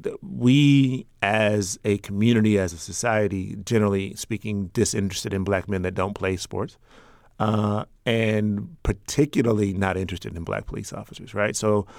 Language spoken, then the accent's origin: English; Chicago, Illinois, United States; I grew up in the South Shore community on the south side of Chicago, at least for a time. We lived everywhere.